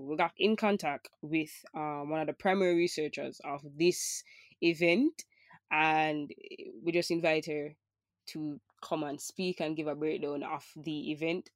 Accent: Jamaica; as a Jamaican

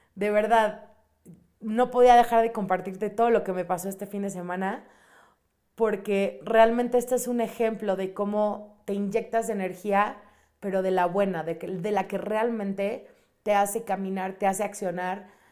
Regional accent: Mexico City, Mexico; yo soy de la Ciudad de México

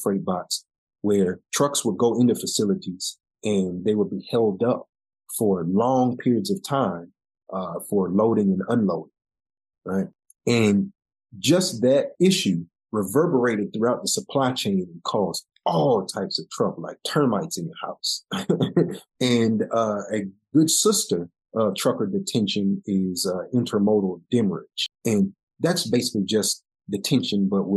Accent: Chicago, Illinois, United States; moved away; We grew up in the same, you know, neighborhood area, south suburb of Chicago

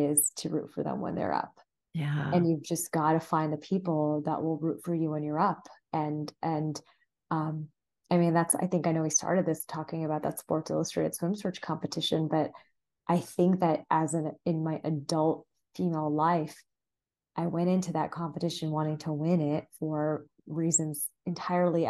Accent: Southern California, United States; My brother and I were first generation, we're born and raised in Southern California to Indian parents

